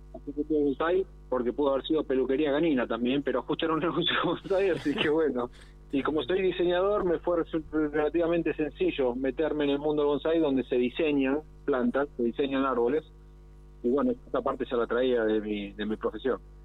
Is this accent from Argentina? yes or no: yes; Argentina